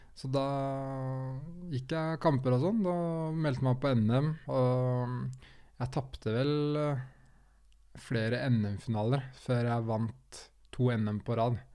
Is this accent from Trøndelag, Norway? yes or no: no; Skien, Telemark, Norway; jeg er jo fra Skien.